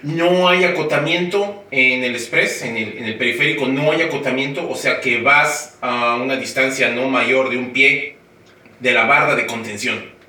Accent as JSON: {"language": "Spanish", "region": "Mexico City", "country": "Mexico", "moved": "as an adult", "lives_now": "United States", "said": "soy de la Ciudad de México y yo llegué aquí ah, en agosto del año 2000"}